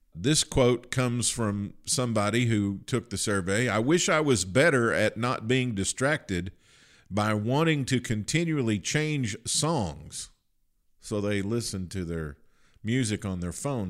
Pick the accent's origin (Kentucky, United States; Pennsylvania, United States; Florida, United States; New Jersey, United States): Kentucky, United States; I, I grew up in Kentucky